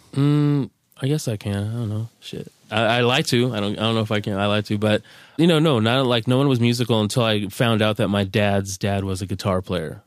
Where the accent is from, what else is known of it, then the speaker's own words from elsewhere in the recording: Carson, California, United States; I'm from Carson, California, from where the … and … are from.